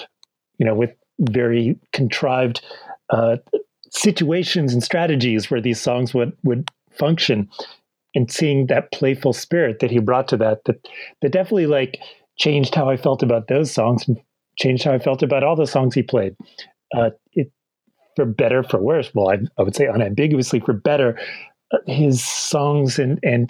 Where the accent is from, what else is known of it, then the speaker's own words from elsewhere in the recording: Milton, Massachusetts, United States; I'm from Milton, Massachusetts.